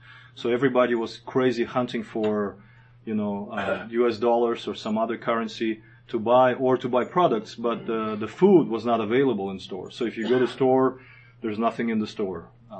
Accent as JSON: {"language": "English", "country": "Kazakhstan", "tie": "born or raised there", "also_born_or_lived": "Moscow, Russia", "moved": "as an adult", "said": "I grew up in Kazakhstan, grew up there and was born during the Soviet Union. So I was raised in a, you know, regular Soviet typical family. We never had any religion. We were growing up as atheists."}